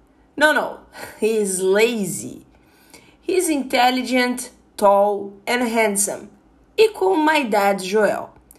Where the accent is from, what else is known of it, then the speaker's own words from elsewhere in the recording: Brazil; now in India; I'm from Brazil. I'm very happy here in India. I'm a businessman. I'm 35 years old. I'm tall, black, intelligent, and very curious.